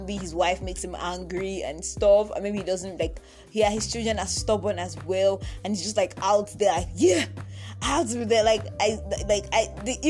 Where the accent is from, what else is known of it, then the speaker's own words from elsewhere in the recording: Ekiti, Nigeria; now in Lagos, Nigeria; So I was born in Lagos, and yeah, I was in Lagos for about 8 years, but my parents, and then we left Lagos, like we moved to Ekiti State